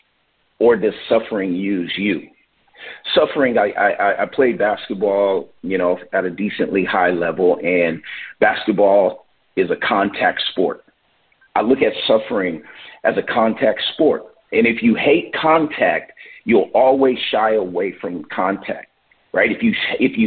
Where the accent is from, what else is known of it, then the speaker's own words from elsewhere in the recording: Oakland, California, United States; moved away as an adult; now in Vancouver; I am from Oakland, California